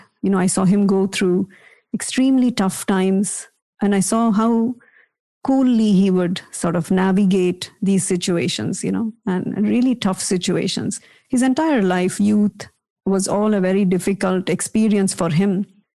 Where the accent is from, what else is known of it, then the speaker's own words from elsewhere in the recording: India; I was never fully convinced as a kid, as many of us are, you know, growing up in India, because I also had this very rational, questioning mind.